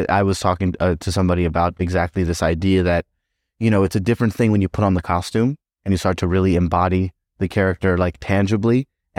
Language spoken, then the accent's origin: English; Tennessee, United States; You're not thinking like, oh, this is so different from growing up in Tennessee.